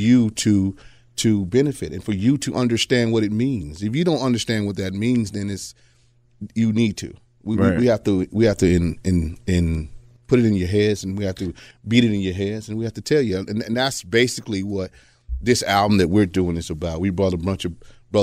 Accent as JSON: {"language": "English", "town": "Atlanta", "region": "Georgia", "country": "United States", "said": "I'm from Atlanta"}